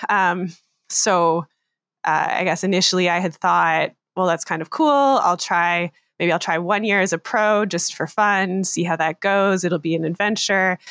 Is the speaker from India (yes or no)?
no; Canada; I'm a Canadian triathlete based just outside of Toronto in Ontario